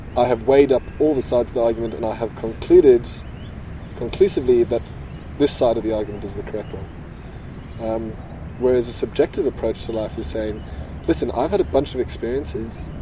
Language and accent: English; South Africa; I grew up in South Africa, very conservative um, socially